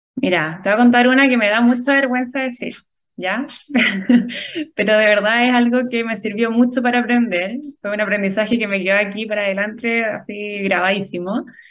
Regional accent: Chile; somos afortunados los chilenos

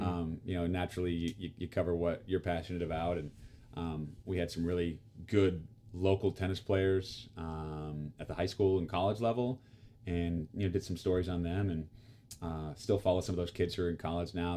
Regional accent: Topeka, Kansas, United States; my hometown of Topeka

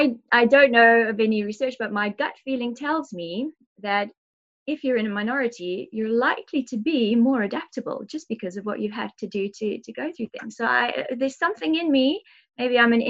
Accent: South Africa; I'm South African

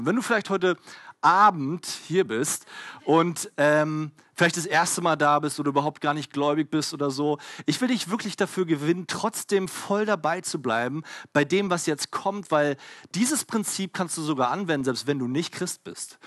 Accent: Berlin, Germany; ich komme halt aus Berlin

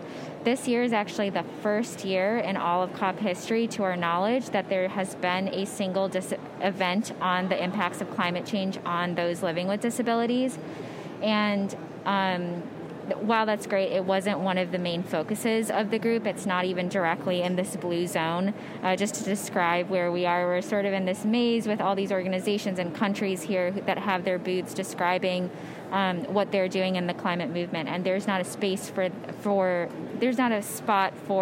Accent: Michigan, United States; now in Pennsylvania, United States; I'm from Michigan, and I now live in Pennsylvania.

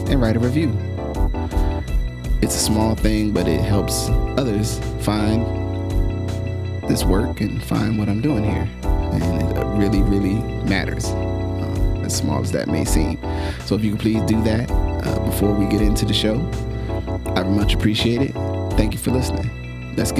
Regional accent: New Jersey, United States; I grew up in New Jersey, school didn't end until almost the middle of the month of June

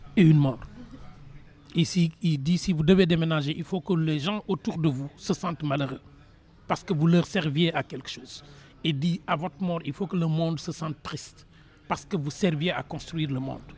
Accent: Senegal; je suis dans la même région que l'ancien président Abdou qui était président du Sénégal, deuxième président, président de l'OIF. On est dans. J'ai fait mes études dans la ville où il est né. Mais je suis dans un petit village. Donc quand on est dans un petit village, élevé par une grand-mère

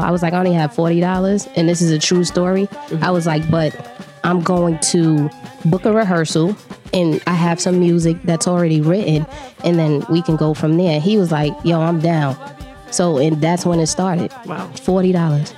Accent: New York City, New York, United States; I was born in New York City, in Harlem, um, born and raised

